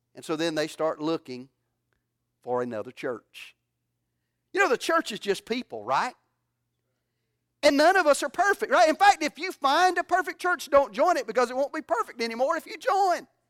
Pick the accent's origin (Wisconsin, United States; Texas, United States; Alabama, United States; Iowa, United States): Alabama, United States; moved away; I'm from Alabama